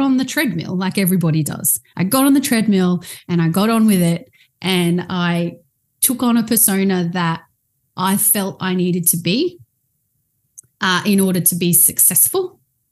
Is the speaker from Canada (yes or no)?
no; Australia; I am from Australia. I actually live on the Gold Coast